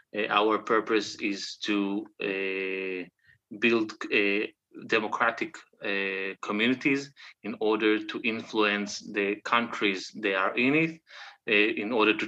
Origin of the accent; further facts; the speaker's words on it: Israel; moved away as an adult; now in Europe; I'm originally from Israel. I now living between Israel and Europe, mainly in Europe, because of my job. I am a former Jew.